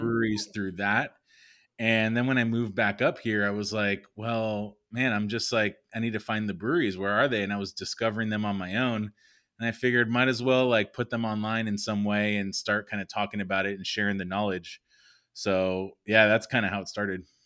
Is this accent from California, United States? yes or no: yes; Los Angeles, California, United States; also born or lived in San Diego; I'm born and raised in the San Fernando Valley, so Valley boy